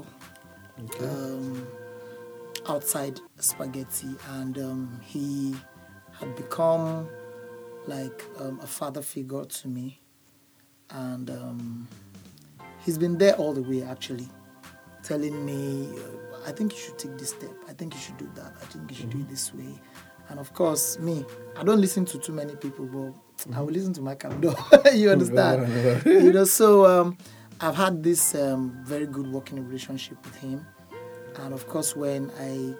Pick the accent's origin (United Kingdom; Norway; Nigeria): Nigeria; Ilesha, Osun; I'm from Osun State, Ilesha, precisely.